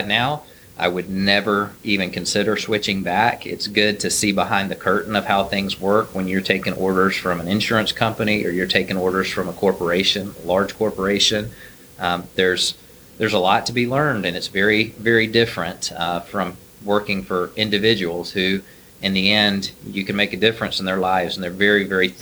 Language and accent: English; Brunswick, Georgia, United States; now in Atlanta, United States; I am originally from South Georgia, Brunswick